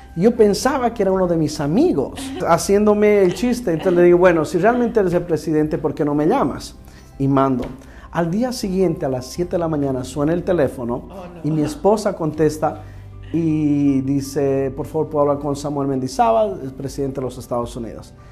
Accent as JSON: {"language": "Spanish", "country": "Bolivia", "moved": "yes", "lives_now": "Houston, United States", "said": "yo soy boliviano"}